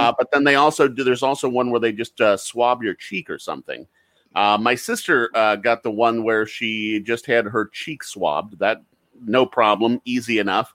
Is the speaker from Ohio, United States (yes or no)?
yes; Cincinnati, Ohio, United States; moved away as an adult; now in Kentucky, United States; I grew up in Cincinnati. Cincinnati is my hometown. Yes, I live on the Kentucky side of the border now.